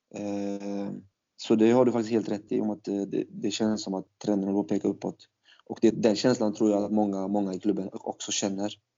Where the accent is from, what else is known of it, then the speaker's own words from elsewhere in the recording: Falkenberg, Halland County, Sweden; also born or lived in Turkey; jag är ju från Falkenberg från början